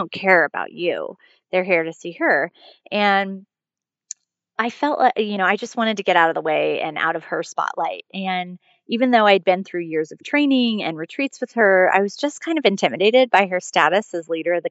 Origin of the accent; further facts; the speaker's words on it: California, United States; I am originally a Californian, so have been on the West Coast my entire life